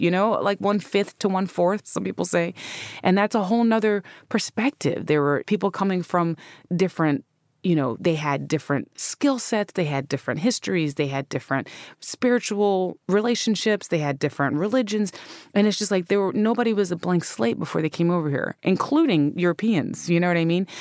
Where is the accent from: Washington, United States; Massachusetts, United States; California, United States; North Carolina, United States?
North Carolina, United States; I'm from North Carolina. I grew up in North Carolina